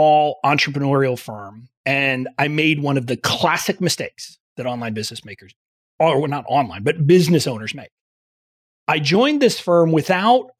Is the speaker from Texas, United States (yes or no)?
yes; McAllen, Texas, United States; also born or lived in Fort Worth, Texas; now in Washington, D.C., United States; I am originally from Texas. I'm originally from deep South Texas, okay. McAllen, which is near the Mexican border